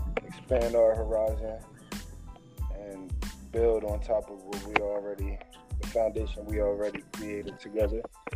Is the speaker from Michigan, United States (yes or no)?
no; Camden, New Jersey, United States; I'm from Camden.